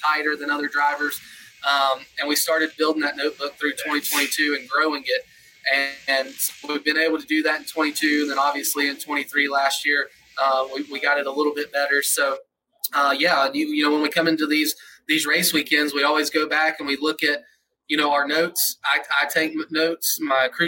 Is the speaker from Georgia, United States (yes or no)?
yes; Atlanta, Georgia, United States; I grew up in Atlanta, Georgia area